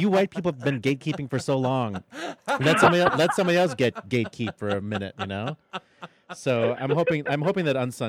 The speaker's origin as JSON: {"language": "English", "country": "Philippines", "said": "I'm Filipino. I never get old."}